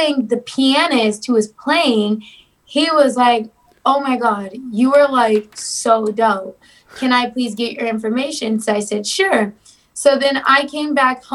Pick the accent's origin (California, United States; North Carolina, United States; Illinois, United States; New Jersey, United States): California, United States; Riverside; I'm actually from Riverside.